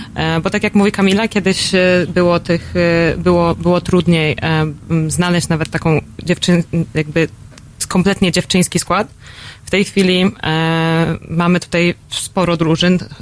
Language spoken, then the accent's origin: Polish; Poland; jestem z Polski